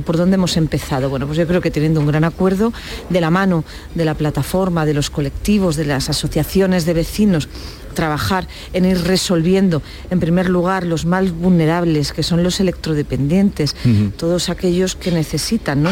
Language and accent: Spanish; Granada, Andalusia, Spain; somos muchos los granadinos que defendemos la unidad de nuestro país